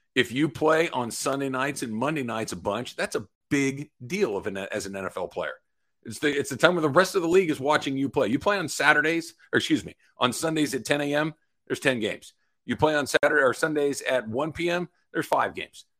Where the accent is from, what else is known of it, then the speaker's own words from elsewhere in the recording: Los Angeles, California, United States; born and raised in LA and have been here for the vast majority of my life